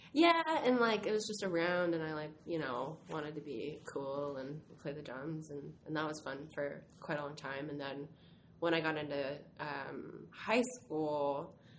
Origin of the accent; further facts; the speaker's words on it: Stockton, California, United States; I'm from Northern California. I'm from Stockton, California.